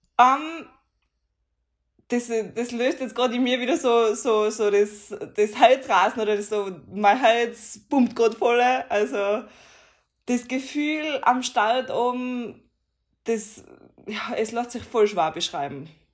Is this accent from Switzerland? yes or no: no; Tyrol, Austria; ich bin stolz drauf, da wo ich wohne, da wo ich herkomme